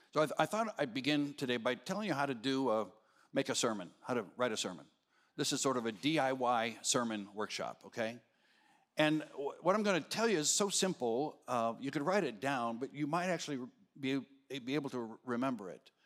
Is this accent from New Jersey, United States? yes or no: no; Arizona, United States; moved away; I was raised in Arizona. We don't have daylight savings time